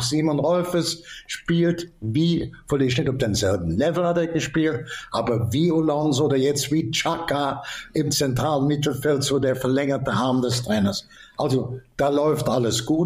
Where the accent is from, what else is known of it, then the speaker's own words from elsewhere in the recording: Cologne, North Rhine-Westphalia, Germany; bin ja ein bisschen Kölscher ich bin in der Ecke groß geworden.